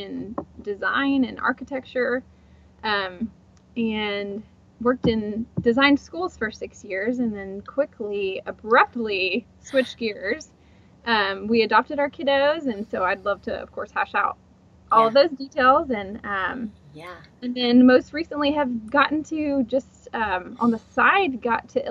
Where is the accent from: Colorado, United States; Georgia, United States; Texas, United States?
Texas, United States; Houston; also born or lived in Dallas, Texas; I grew up in Houston